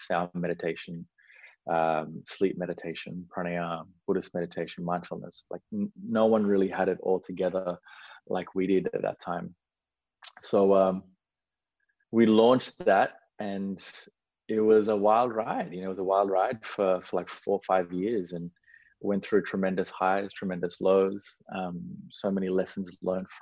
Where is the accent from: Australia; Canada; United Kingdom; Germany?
Australia; born or raised there; also born or lived in Sri Lanka